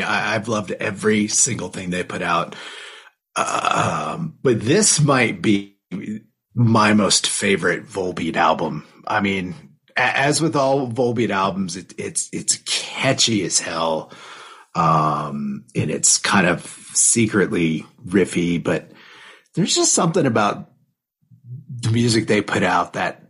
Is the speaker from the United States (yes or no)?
yes; United States; as an American